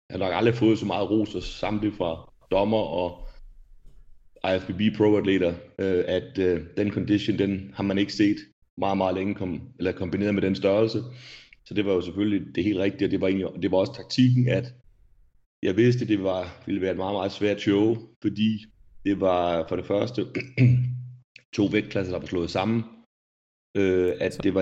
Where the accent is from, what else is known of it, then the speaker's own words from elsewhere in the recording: Rødby, Zealand, Denmark; now in Sweden; Jeg kommer ikke? ned fra Rødby, nede på Lolland.